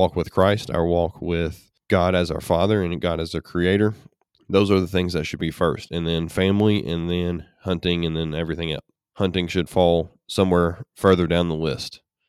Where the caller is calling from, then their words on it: Morehead, Kentucky, United States; I'm actually in Moorhead, Kentucky. So I'm on the right on the edge of the Appalachian Mountains on the eastern side of Kentucky.